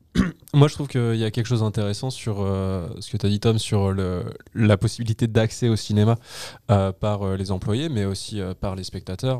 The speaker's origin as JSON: {"language": "French", "town": "Paris", "region": "Île-de-France", "country": "France", "said": "quand on est parisien"}